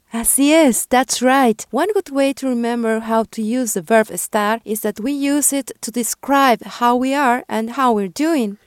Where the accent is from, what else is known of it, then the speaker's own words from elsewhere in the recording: Peru; first language Spanish; English is a second language; I'm from Peru